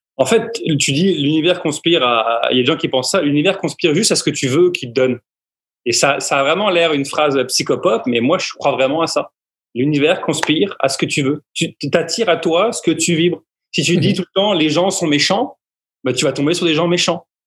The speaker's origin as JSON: {"language": "French", "country": "France", "said": "en, tant que Français"}